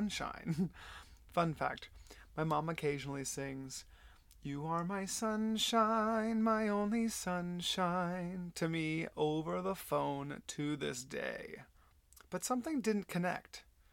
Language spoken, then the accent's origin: English; Flower Mound, Texas, United States; also born or lived in Del Rio, Texas / San Antonio, Texas / Dallas, Texas; I was born and raised in Texas. I was born in Del Rio, then moved to San Antonio, and then moved to Dallas because my parents got divorced when I was 5